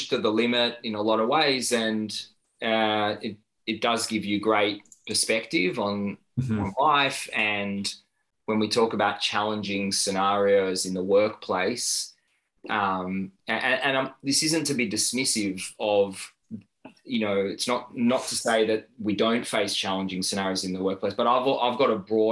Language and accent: English; Tel Aviv, Tel Aviv District, Israel; moved away as an adult; now in Melbourne, Australia; I was born in Tel Aviv and spent a large chunk of my childhood there and served in the military